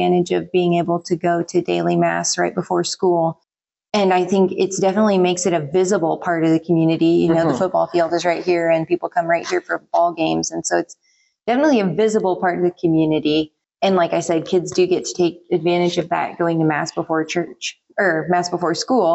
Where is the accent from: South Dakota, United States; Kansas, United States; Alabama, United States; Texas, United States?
Kansas, United States; Hoxie; I grew up here in Hoxie